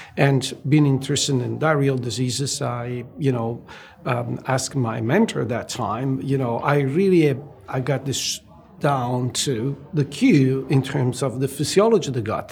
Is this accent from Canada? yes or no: no; Italy; moved away as an adult; I was born and raised in Italy, and I went to medical school at University of Naples